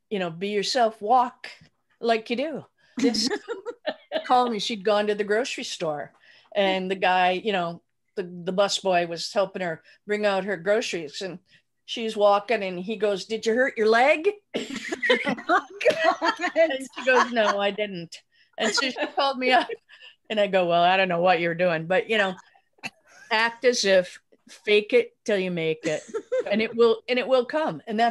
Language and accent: English; Wisconsin, United States; moved away; because we grew up in Wisconsin, so we're all about water